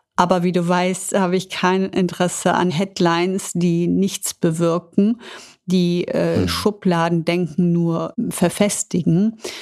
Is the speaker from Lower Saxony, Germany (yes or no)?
no; Düsseldorf, North Rhine-Westphalia, Germany; bin ich ein Düsseldorfer Mädchen und das hat mich natürlich auch sehr geprägt